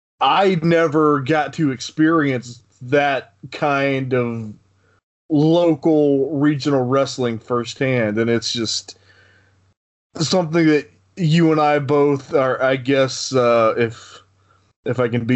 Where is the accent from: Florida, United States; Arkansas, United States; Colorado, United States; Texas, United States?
Arkansas, United States; now in Dallas, United States; back home where I grew up in Arkansas